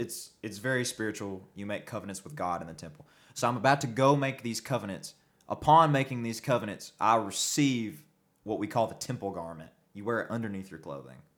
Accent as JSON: {"language": "English", "region": "the Bible Belt", "country": "United States", "tie": "born or raised there", "said": "Growing up in the Bible Belt, being a member of this faith is awful"}